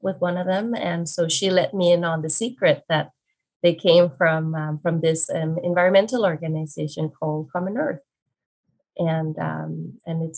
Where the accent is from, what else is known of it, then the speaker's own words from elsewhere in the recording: Denmark; moved away as an adult; also born or lived in Hong Kong; now in Vancouver, Canada; I am originally from Denmark. I was born in Denmark and lived there pretty much my whole life up until 2017